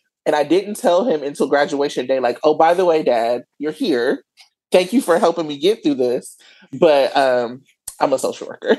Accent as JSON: {"language": "English", "town": "Milwaukee", "region": "Wisconsin", "country": "United States", "tie": "born or raised there", "moved": "as an adult", "lives_now": "Oakland, United States", "said": "I live in Oakland, but I was born and raised in Milwaukee, Wisconsin."}